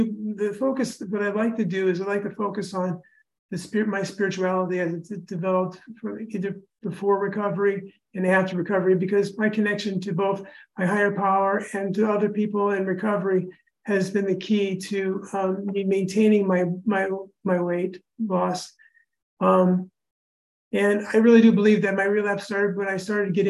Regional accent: Indianapolis, Indiana, United States; I'm from Indianapolis, lived in Indiana all my life.

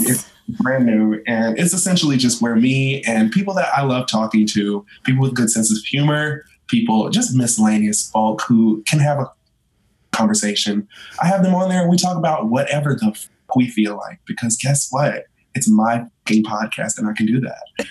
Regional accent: North Carolina, United States; I am from the armpit of the East Coast, North Carolina

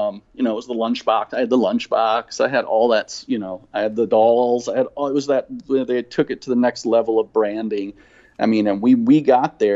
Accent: Rockton, Illinois, United States; moved away as an adult; also born or lived in Kenosha, Wisconsin / Rockford, Illinois / Texas; I grew up in Rockton, Illinois, which is just north of Rockford

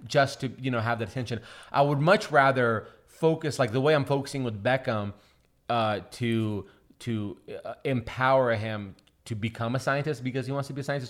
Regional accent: Seattle, Washington, United States; also born or lived in Russia; I think we live in like a legit ghetto, and uh, in Seattle

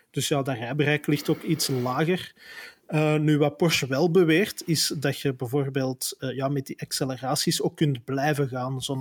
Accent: Flanders, Belgium; Je kunt zelfs bij ons in Vlaanderen, waar de maximumsnelheid 70 per uur is

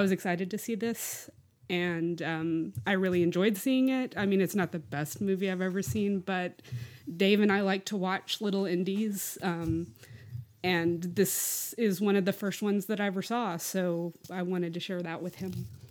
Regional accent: Lubbock, Texas, United States; that's where I grew up was in Lubbock

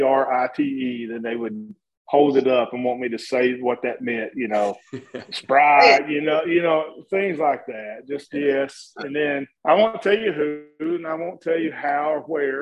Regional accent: Appalachia, United States; And I think that was my upbringing, my personality from Appalachia.

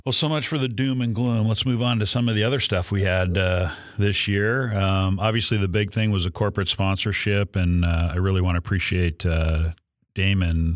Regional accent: San Diego, California, United States; my hometown, San Diego

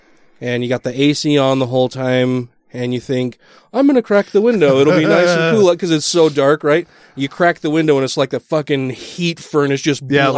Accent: United States; I'm American.

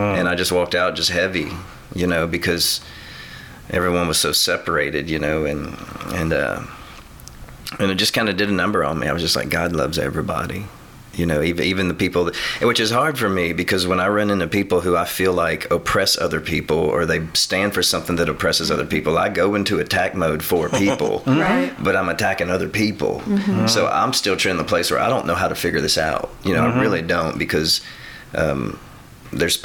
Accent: DeQuincy, Louisiana, United States; I grew up in De Quincey

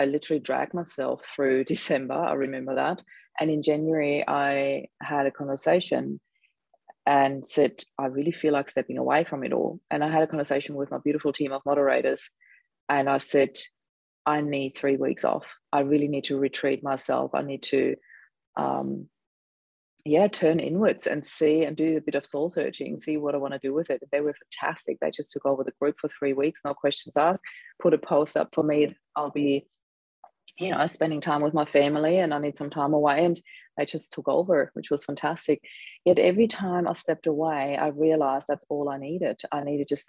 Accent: Austria; now in Australia; I'm actually originally from Austria, so there's lots of snow there

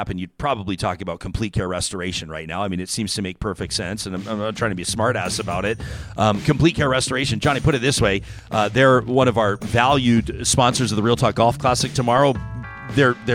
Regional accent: Calgary, Alberta, Canada; It was my hometown. It's where I grew up

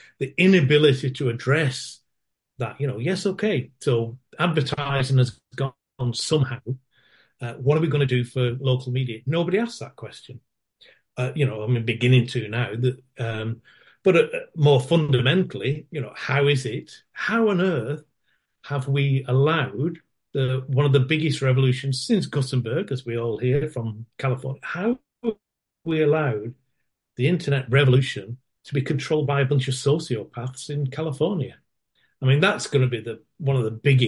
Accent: Manchester, North West England, United Kingdom; now in Australia; Manchester, I'm originally from Manchester

